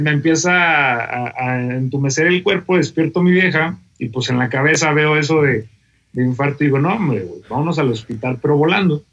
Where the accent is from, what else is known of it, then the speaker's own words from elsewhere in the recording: Torreón, Coahuila, Mexico; moved away as an adult; also born or lived in Monterrey; now in Querétaro, Mexico; yo soy de Torreón, Coahuila. Nací allá y estuve prácticamente toda mi infancia y la adolescencia.